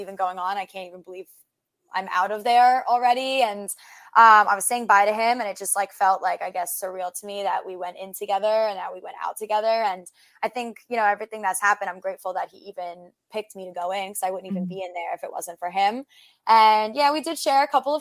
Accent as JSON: {"language": "English", "region": "New York", "country": "United States", "said": "We're both from New York"}